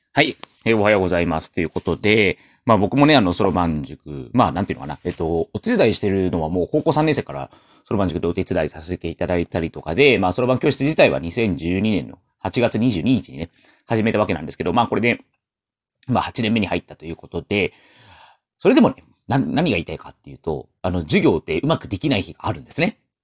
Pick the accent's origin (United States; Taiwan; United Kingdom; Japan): Taiwan; 僕は台湾の人